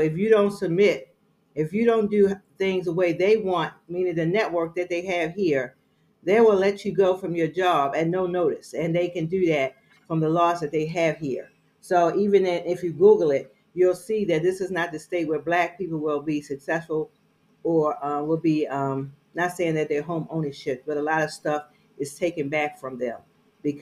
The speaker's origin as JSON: {"language": "English", "town": "Baltimore", "region": "Maryland", "country": "United States", "moved": "yes", "lives_now": "Georgia, United States", "said": "I'm from Baltimore, Maryland"}